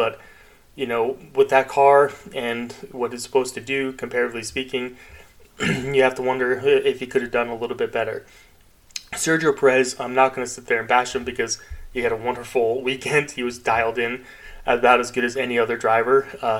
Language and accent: English; United States; As an American